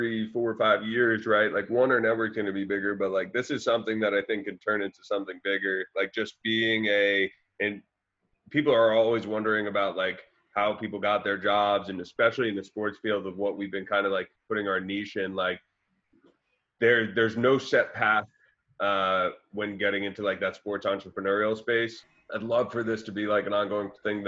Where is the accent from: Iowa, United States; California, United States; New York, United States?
New York, United States; suburbs of New York City, United States; I was born in like and raised in like the suburbs of New York City.